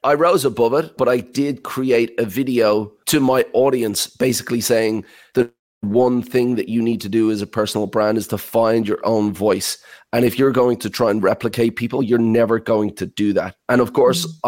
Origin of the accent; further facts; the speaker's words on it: Ireland; I heard an accent from my hometown in Ireland